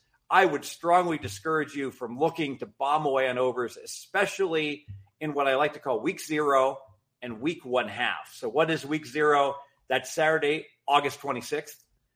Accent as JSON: {"language": "English", "region": "Southern Ohio", "country": "United States", "tie": "born or raised there", "said": "I grew up in Southern Ohio."}